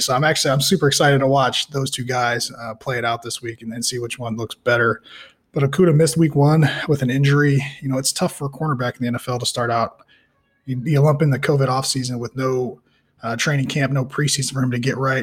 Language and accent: English; Michigan, United States; I'm from Michigan